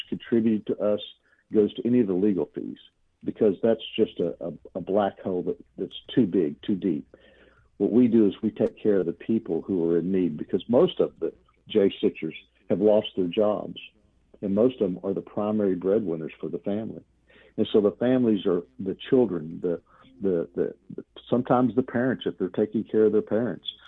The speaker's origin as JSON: {"language": "English", "region": "Texas", "country": "United States", "said": "I'm from Texas."}